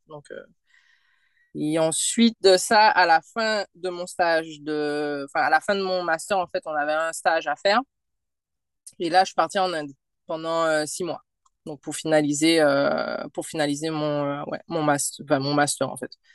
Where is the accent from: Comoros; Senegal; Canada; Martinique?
Martinique; moved away; martiniquaise. Euh, je suis née et j'ai grandi en Martinique.